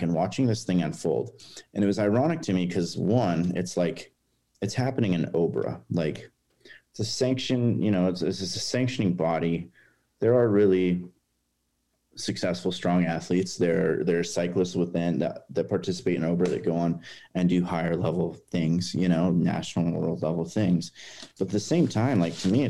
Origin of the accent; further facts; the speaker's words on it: Lebanon, Oregon, United States; I grew up in Lebanon and graduated high school from there